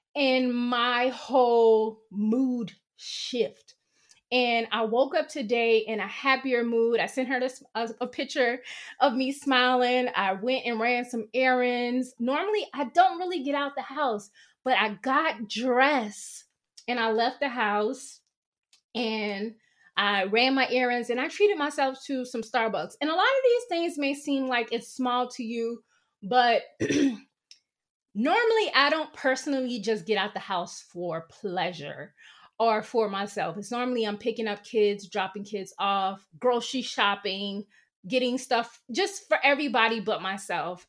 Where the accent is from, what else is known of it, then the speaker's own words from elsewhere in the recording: the South, United States; moved away; growing up in the South